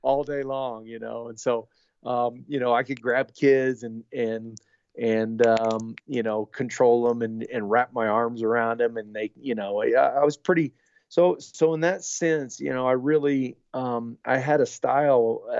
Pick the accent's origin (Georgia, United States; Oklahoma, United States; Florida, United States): Oklahoma, United States; Newkirk; my hometown was probably, about 1,200 to 1,500 people